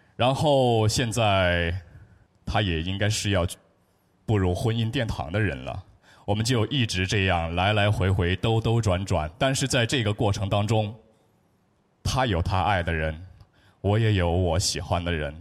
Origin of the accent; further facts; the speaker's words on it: Chongqing, China; 我是一位来自重庆的小学语文班主任